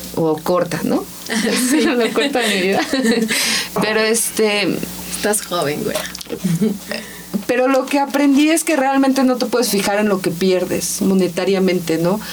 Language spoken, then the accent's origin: Spanish; Ensenada, Baja California, Mexico; moved away; yo soy de Ensenada, más California, ¿no? Y este, allá vivía y trabajé en una imprenta.